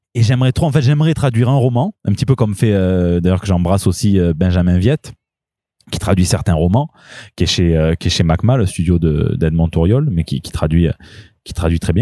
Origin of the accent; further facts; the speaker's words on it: Marseille, Provence-Alpes-Côte d'Azur, France; je suis Marseillais, pas Marseillaise